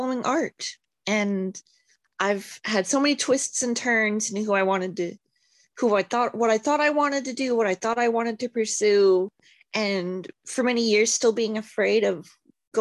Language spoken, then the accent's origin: English; Montana, United States; now in Seattle, United States; growing up in Montana